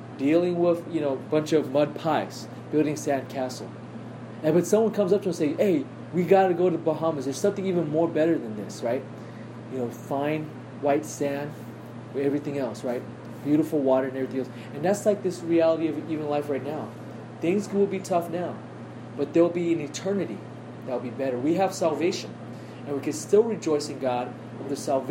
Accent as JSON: {"language": "English", "country": "United States", "said": "I am so spoiled as an American."}